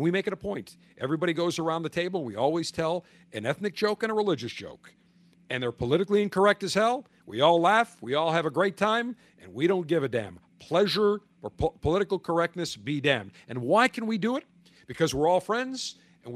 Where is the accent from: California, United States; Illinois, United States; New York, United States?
New York, United States; Buffalo; also born or lived in Tampa; from my hometown of Buffalo